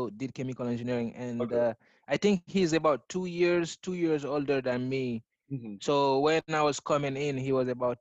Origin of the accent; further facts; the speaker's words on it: Guinea; moved away; also born or lived in Texas; I grew up in Guinea in West Africa